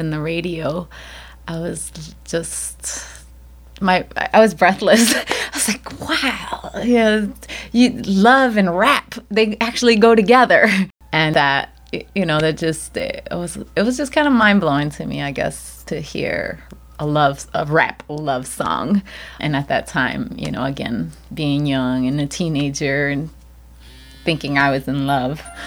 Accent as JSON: {"language": "English", "town": "Chicago", "region": "Illinois", "country": "United States", "tie": "born or raised there", "said": "I was the eighth child, the only one born and raised in the United States, uh, Chicago, Illinois"}